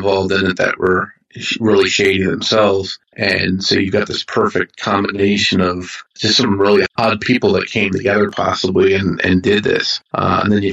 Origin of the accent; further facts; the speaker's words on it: New Jersey, United States; I'm from Jersey